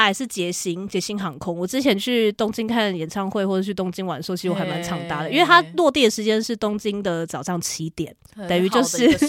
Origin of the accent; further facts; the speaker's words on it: Kaohsiung, Taiwan; 对，那边非常像我老家。